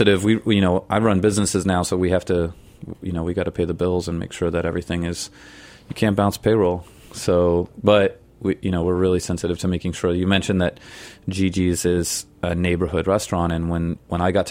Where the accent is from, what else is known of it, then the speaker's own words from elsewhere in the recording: San Francisco, California, United States; moved away as an adult; also born or lived in Europe / Hawaii; now in New York, United States; I was raised there and I spent my early years there and I left when I was 18